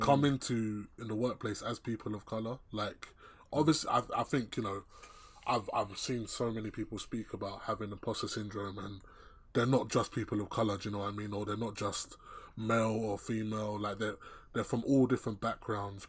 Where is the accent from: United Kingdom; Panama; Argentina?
United Kingdom; England; I was born, born and raised here